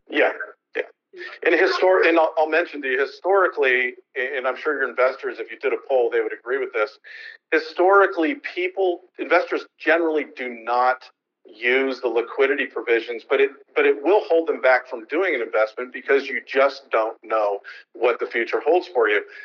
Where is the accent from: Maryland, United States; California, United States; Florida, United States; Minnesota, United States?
California, United States; San Francisco; moved away as an adult; now in Bremerton, United States; I'm from San Francisco and I've been in the real estate securities industry a long time, but I've actually moved to Bremerton